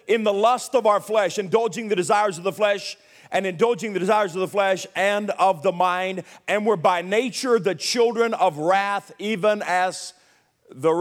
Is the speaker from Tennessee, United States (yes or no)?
yes; Milan, Tennessee, United States; born or raised there; also born or lived in Nashville, Tennessee